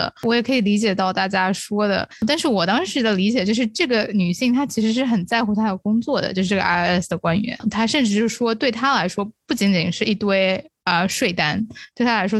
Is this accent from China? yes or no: yes; China; 可能作为中国人或者是作为亚洲人，我们看啊武打戏看的很多嘛